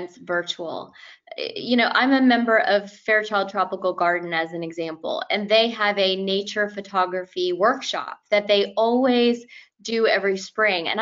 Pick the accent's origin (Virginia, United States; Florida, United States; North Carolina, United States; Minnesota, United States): Florida, United States; Miami; I'm from Miami